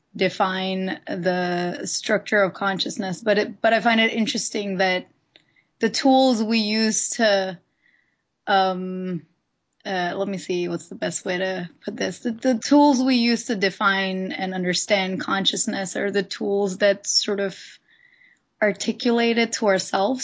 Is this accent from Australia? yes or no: no; India; moved away as an adult; now in Los Angeles, United States; I'm not originally from here. I'm from India.